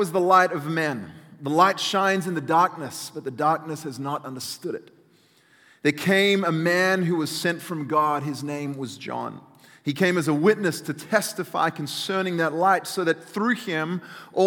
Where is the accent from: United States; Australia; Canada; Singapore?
Australia; accent: Australian; moved away; I grew up in Australia, in case you hadn't figured out where this weird convict accent comes from